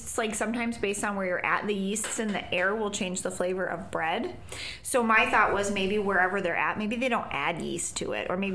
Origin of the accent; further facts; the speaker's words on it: Michigan, United States; we're from Michigan